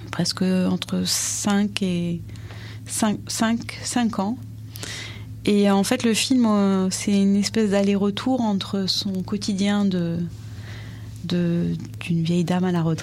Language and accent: French; France; j'avais que mon passeport algérien. Jusqu'à 20 ans, en fait. Euh, j'étais, je suis née